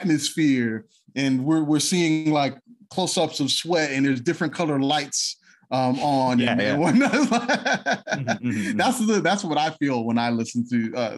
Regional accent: South Florida, United States; I'm obviously from South Florida

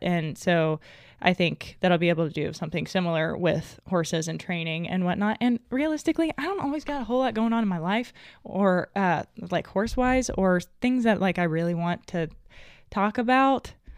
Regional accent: Arkansas, United States; I was raised in Arkansas.

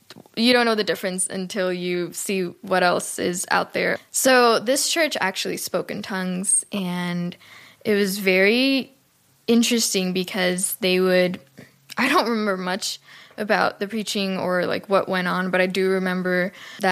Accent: Cuba; I was born and raised in Cuba

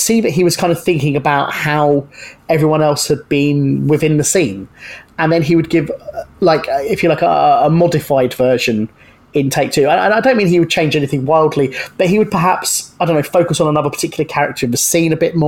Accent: Brighton, South East England, United Kingdom; based in Brighton, my hometown

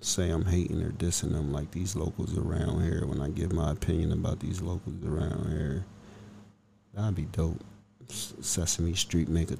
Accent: Pennsylvania, United States; this is my home state, you know, not too far from where I live

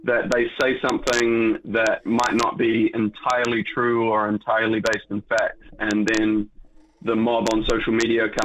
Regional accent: New Zealand; Being a Kiwi

